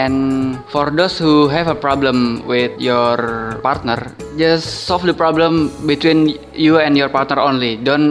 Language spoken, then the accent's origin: English; Indonesia; English is a second language; I'm from Indonesia and I'm gonna talking about long distance relationship.